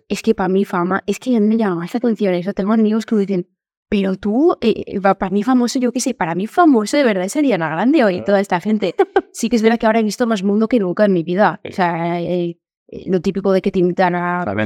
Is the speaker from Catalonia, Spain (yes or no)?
no; Valencia area village, Valencian Community, Spain; el que me he criado la otra mitad de mi vida